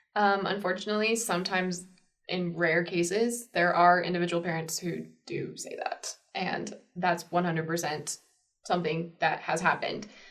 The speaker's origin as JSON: {"language": "English", "region": "Arizona", "country": "United States", "tie": "born or raised there", "said": "I was raised in Arizona and I from a small town, 5,000 people"}